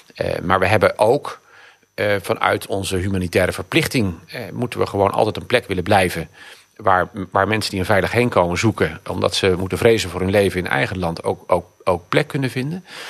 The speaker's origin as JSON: {"language": "Dutch", "region": "Zeeland", "country": "Netherlands", "tie": "born or raised there", "moved": "yes", "lives_now": "Rotterdam, Netherlands", "said": "ik ben van geboorte, ben ik Zeeuw"}